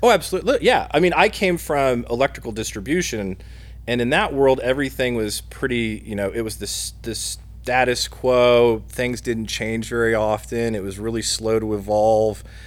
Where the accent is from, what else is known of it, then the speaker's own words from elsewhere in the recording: Muncie, Indiana, United States; also born or lived in South Bend, Indiana; I'm a Hoosier. I'm from Muncie